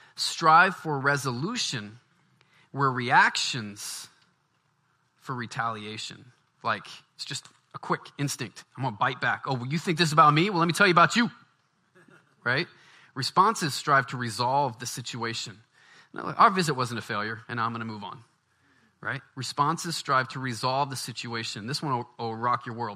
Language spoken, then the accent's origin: English; Baton Rouge, Louisiana, United States; moved away; I'm from the South. I grew up in Baton Rouge